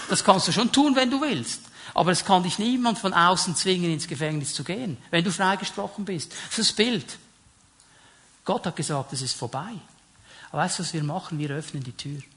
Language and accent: German; Switzerland; Also ich fühle mich auch nicht jeden Tag als Schweizer. Bin trotzdem einer, oder? Okay, ein halber, ein halber Italiener auch noch.